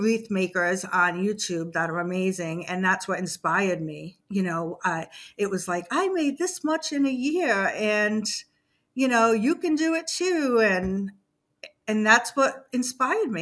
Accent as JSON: {"language": "English", "region": "Massachusetts", "country": "United States", "tie": "born or raised there", "moved": "as an adult", "lives_now": "Savannah, United States", "said": "I grew up in Massachusetts. I moved to Savannah 8 years ago"}